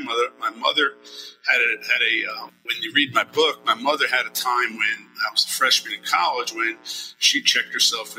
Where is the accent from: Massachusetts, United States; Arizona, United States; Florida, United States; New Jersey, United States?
New Jersey, United States; born or raised there; also born or lived in New York City, New York